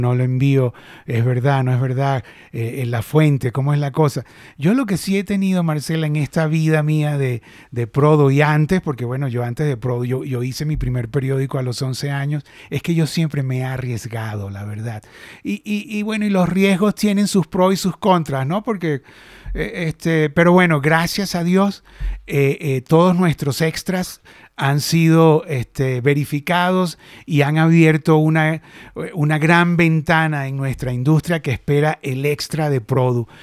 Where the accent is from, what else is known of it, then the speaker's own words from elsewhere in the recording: Venezuela; accent: Venezuelan; moved away; also born or lived in Argentina; Yo nací en Venezuela, la verdad, pero yo no me siento ya venezolano, venezolano. O sea, hablo como venezolana y mi alma es venezolana